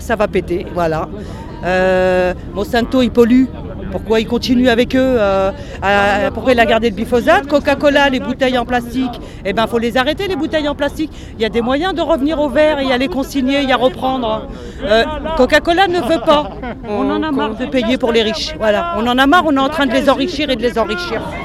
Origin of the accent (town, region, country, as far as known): France